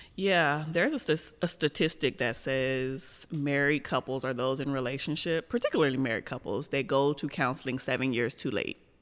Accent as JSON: {"language": "English", "town": "Compton", "region": "California", "country": "United States", "said": "I come from Compton"}